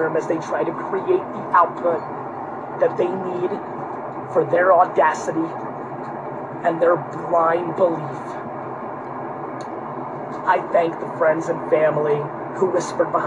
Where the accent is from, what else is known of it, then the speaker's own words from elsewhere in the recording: Edison, New Jersey, United States; English is a second language; also born or lived in Queens, New York / Dover, New Jersey; I lived in Dover for a year and a half before I got to Edison, New Jersey.